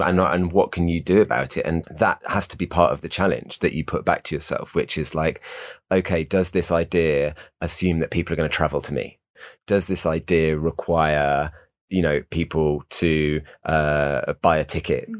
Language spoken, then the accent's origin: English; United Kingdom; we're all British and white